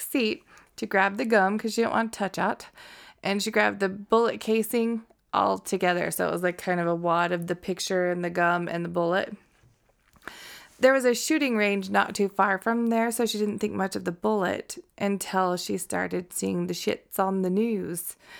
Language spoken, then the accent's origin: English; Connecticut, United States; I am. Dan says I sound like I'm from Connecticut, okay?